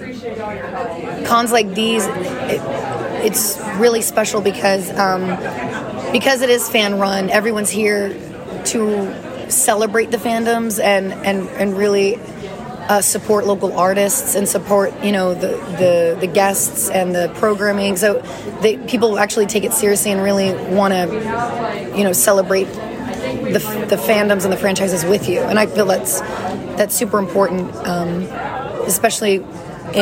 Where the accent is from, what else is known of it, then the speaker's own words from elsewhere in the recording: Louisiana, United States; moved away; I'm from Louisiana originally, so music's always been a huge part of my life and my culture and my upbringing.